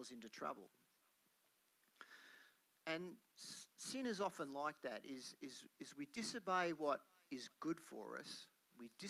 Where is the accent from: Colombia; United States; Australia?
Australia; Melbourne, Victoria; when I was growing up in Melbourne